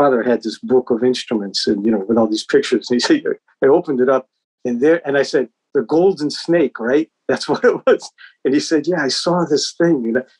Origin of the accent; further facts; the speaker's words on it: Boston, Massachusetts, United States; I was born in Boston. That's why, you know, my house was like 30 minutes from Berkeley.